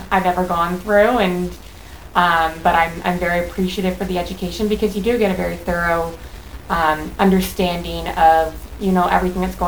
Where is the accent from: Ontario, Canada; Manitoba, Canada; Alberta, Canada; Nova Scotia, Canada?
Ontario, Canada; Mississauga; also born or lived in Toronto / Brantford; I'm from Mississauga originally.